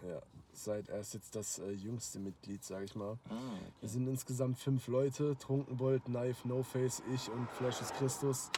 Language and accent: German; Karlsruhe, Baden-Württemberg, Germany; ich komme halt aus Karlsruhe